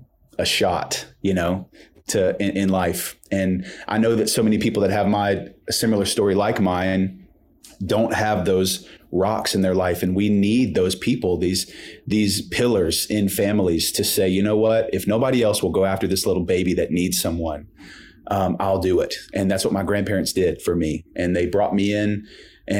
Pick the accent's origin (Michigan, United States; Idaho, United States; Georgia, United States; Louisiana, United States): Louisiana, United States; Shreveport; now in Texas, United States; I was born and raised in Shreveport, and so that's northwest Louisiana